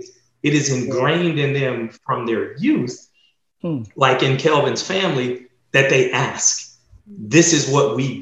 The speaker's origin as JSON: {"language": "English", "country": "United States", "said": "as African American men"}